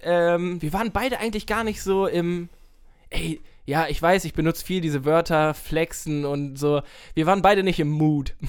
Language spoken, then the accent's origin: German; Nienburg, Lower Saxony, Germany; Ich komme ja aus Nienburg